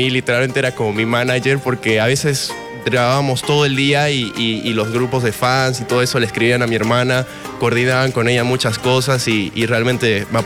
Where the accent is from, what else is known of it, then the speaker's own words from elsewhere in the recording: Cochabamba, Bolivia; also born or lived in Tarija / Santa Cruz; No, amo todo Bolivia, así que, no podría escoger un, solo lugar. La verdad es que he sido muy feliz en, Cochabamba. También viví en Tarija y, en Santa Cruz